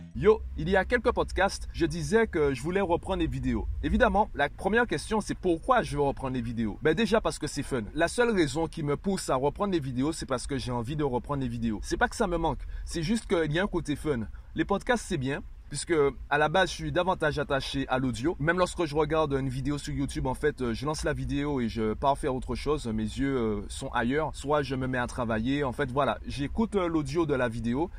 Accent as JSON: {"language": "French", "country": "Guadeloupe", "said": "je suis guadeloupéen"}